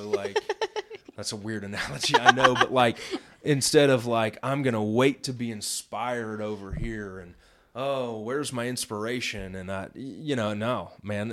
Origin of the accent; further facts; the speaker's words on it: Midwest, United States; I grew up in the Midwest